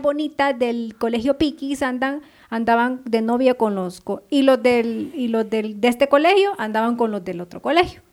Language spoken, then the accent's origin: Spanish; Ahuachapán, El Salvador; now in Guatemala; yo considero a mis vecinos de, de mi país, o sea, de mi pueblo, de Aguachapán, que son una familia para mí porque toda la vida he vivido con ellos